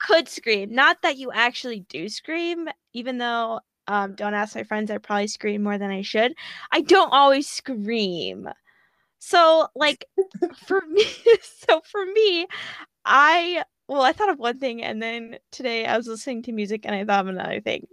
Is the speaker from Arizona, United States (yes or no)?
no; Chicago, Illinois, United States; I am from Illinois in the Chicago area